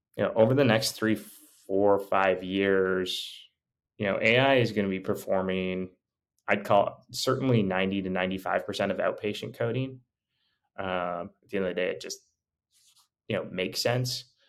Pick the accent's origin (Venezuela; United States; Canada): Canada; moved away as an adult; I'm actually Canadian